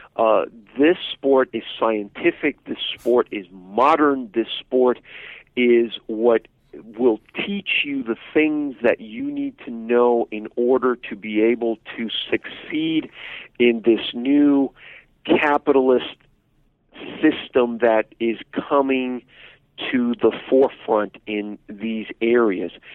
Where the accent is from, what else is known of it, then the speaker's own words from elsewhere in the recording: Miami, Florida, United States; now in Texas, United States; I grew up in Little Havana in Miami